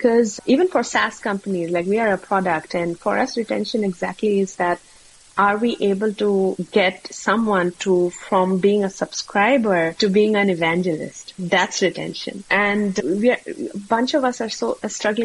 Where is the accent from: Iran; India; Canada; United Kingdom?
India; moved away; I'm originally from India